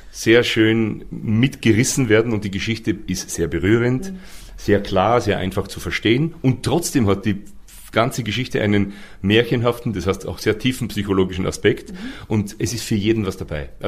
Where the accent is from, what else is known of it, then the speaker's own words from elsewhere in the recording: Waidhofen an der Ybbs, Lower Austria, Austria; ich komme aus einer Kleinstadt in Österreich, die heißt Weidhofen an der Ips